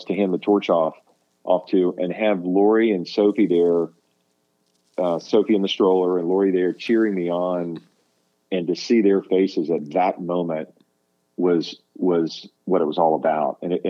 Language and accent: English; Atlanta, Georgia, United States; moved away as an adult; also born or lived in Australia; growing up in Atlanta.